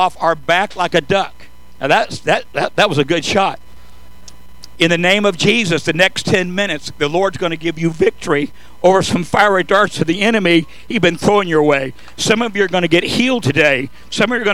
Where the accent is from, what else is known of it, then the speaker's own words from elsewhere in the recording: San Joaquin Valley, Southern California, United States; I was born and raised in Southern California in the Fertile Valley, San Joaquin Valley